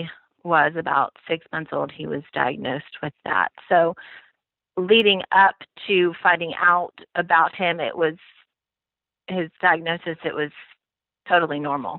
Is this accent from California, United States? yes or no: no; Austin, Texas, United States; also born or lived in Houston / Fort Worth / New York; I am basically a native Texan. I was born in Houston, and we moved to Austin when I was about 8 years old with my family